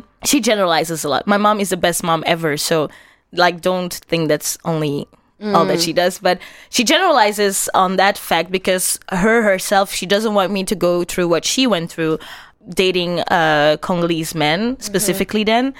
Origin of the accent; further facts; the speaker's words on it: Antwerp, Flanders, Belgium; And I grew up in Antwerp. So yeah. I was surrounded by white Flemish people.